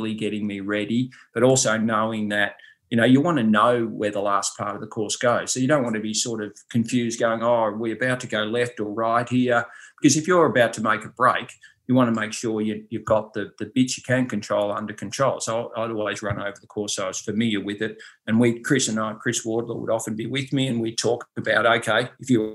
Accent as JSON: {"language": "English", "town": "Ballarat", "region": "Victoria", "country": "Australia", "tie": "born or raised there", "said": "I'm from Ballarat, which is pretty cold, obviously, in the winter"}